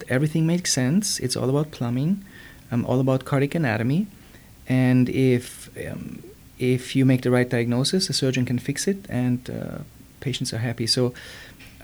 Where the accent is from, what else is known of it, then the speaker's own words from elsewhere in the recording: Germany; moved away as an adult; now in United States; I was born and raised in Germany.